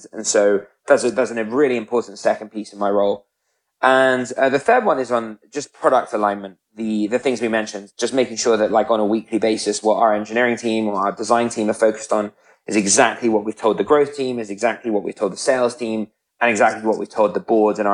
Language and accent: English; United Kingdom; moved away as an adult; now in United States